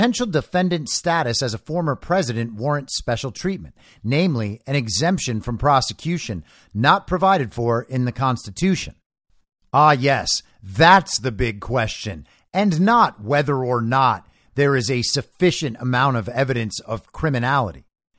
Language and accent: English; Israel; Growing up in Israel, in the shadow of the world's longest running conflict, I often considered whether it is better to forgo prosecution in favor of other forms of accountability and healing.